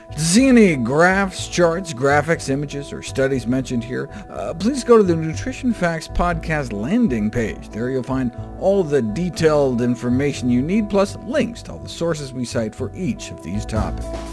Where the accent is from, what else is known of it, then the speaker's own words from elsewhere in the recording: Wyoming, United States; I grew up in Wyoming